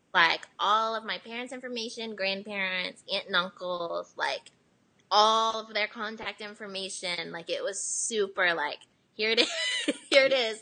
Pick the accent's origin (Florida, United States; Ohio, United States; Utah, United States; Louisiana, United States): Ohio, United States; also born or lived in South Korea; now in Nashville, United States; I was born here, but I was raised in America, and like I don't speak Korean